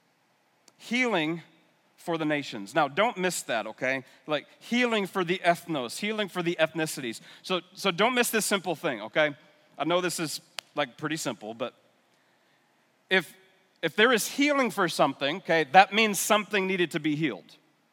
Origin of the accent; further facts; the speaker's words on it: New York area, United States; moved away as an adult; also born or lived in North Carolina; I'm from the New York area